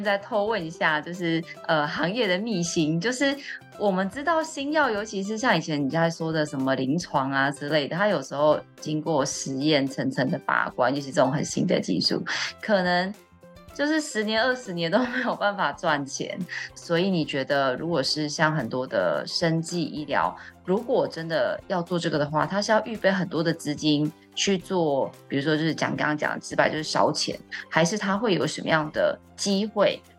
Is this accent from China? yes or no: no; Taiwan; 我身为台湾人